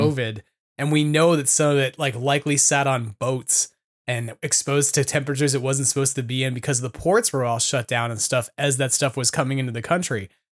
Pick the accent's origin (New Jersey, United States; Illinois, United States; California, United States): California, United States; as a Californian